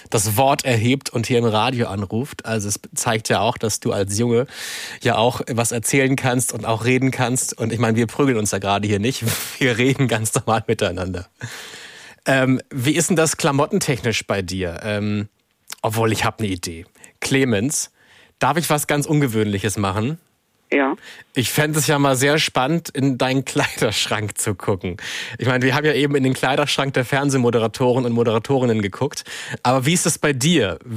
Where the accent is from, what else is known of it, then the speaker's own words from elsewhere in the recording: Salzwedel, Saxony-Anhalt, Germany; komme aus Salzwedel. Und wie alt bist du? Ich bin elf Jahre alt.